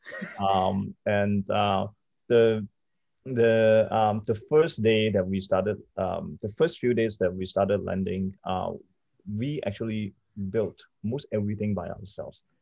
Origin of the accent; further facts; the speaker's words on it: Malaysia; moved away as an adult; also born or lived in New York; I'm, I'm Malaysian.